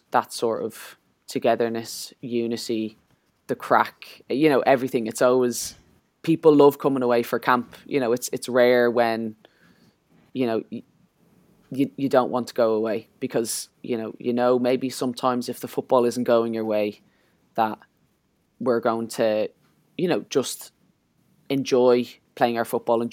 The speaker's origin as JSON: {"language": "English", "country": "Ireland", "said": "as Irish people"}